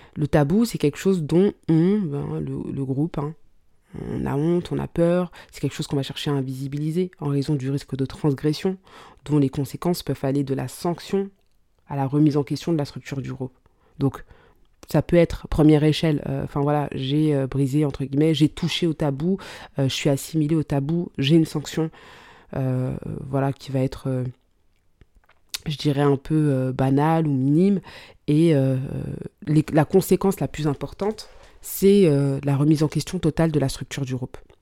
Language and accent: French; Mali; je suis malienne